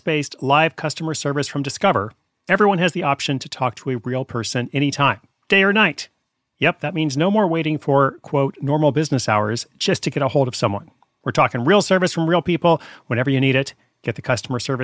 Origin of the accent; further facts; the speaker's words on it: Portland, Oregon, United States; my hometown, Portland, Oregon